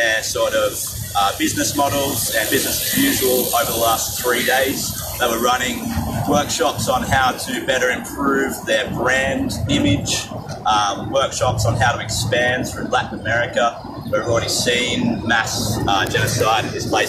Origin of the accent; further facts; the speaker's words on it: Wiradjuri country, New South Wales, Australia; I'm from Wiradjuri country. I have been living in New South Wales and Northwest New South Wales for the last 10 years.